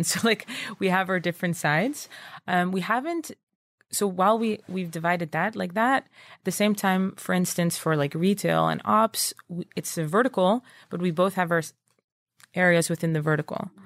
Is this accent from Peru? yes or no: no; Netherlands; moved away as an adult; also born or lived in Princeton / New York; I'm originally from Holland